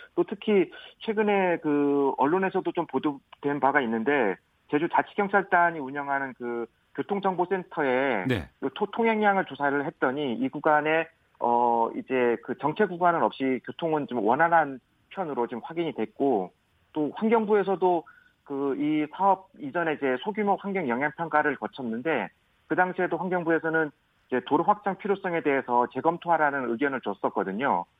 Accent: Seongsan-eup, Jeju, South Korea; 제 제 고향이 지금 고, 성산읍이고 부모님도 다 그쪽에 계셔가지고

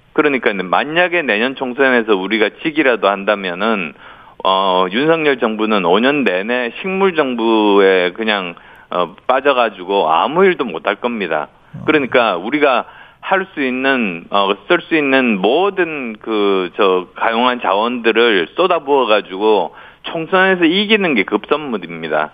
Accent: Busan, South Korea; moved away; also born or lived in Yeongju, North Gyeongsang; 그리고 부산이 고향이어서 영남에 기반을 둔 수도권 삼선 의원입니다.

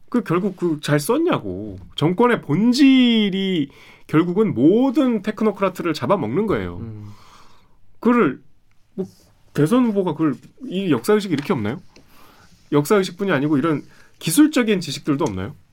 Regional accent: Seoul, South Korea; 제가 제가 서울 사람

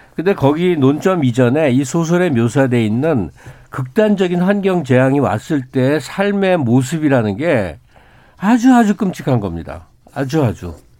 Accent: South Korea

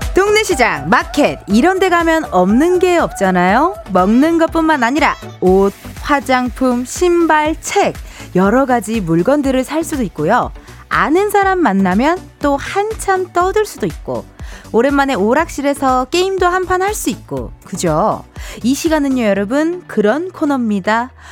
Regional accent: Incheon, South Korea; 제가 인천 사람이라고

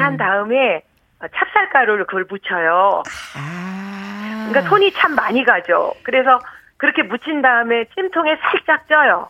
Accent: Jeonju, North Jeolla, South Korea; now in Yongin, South Korea; 저희 고향이 전주인데

